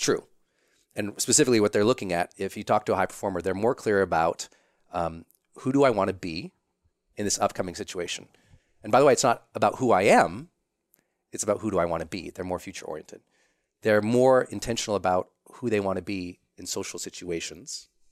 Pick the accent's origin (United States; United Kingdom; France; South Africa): United States; Montana; I'm from Montana.